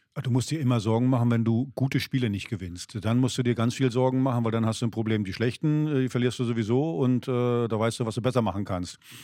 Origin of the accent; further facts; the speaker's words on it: East Germany, Germany; als Ossi